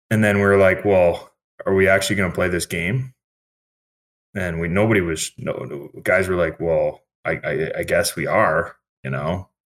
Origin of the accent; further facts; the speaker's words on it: Halifax, Nova Scotia, Canada; I'm from Halifax